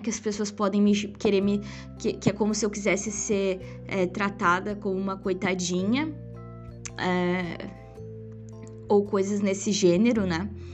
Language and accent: Portuguese; Rio Grande do Sul, Brazil; eu sou gaúcha, tá? Pra quem não sabe. Sou gaúcha.